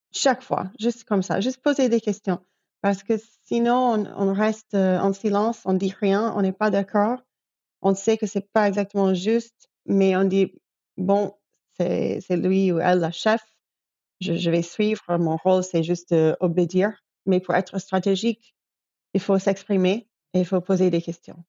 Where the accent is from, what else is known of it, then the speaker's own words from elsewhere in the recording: New York, United States; moved away as an adult; also born or lived in Belgrade, Serbia / Europe; Je viens de New York, mais j'ai vécu déjà quinze ans, je crois, de ma vie, euh, en Europe.